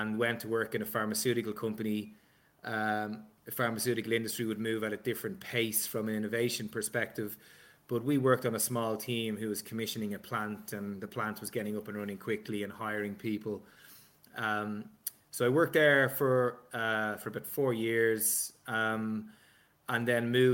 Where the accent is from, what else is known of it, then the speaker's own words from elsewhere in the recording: Balbriggan, Leinster, Ireland; accent: Dublin; I grew up in Balbriggan, which is on the seafront in North Dublin